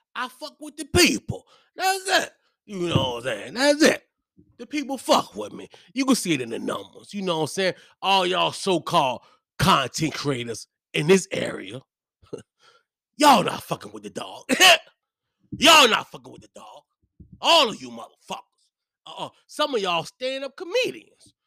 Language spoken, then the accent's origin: English; Hopewell, Virginia, United States; I'm from Hopewell